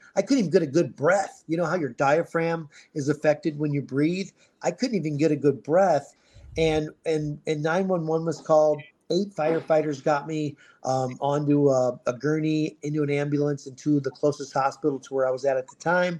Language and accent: English; Ohio, United States; moved away as an adult; now in Scottsdale, United States; I was born in Ohio